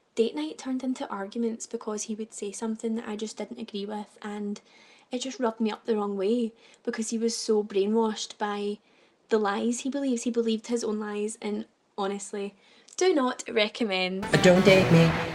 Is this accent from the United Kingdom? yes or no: yes; Glasgow, Scotland, United Kingdom; I am from Glasgow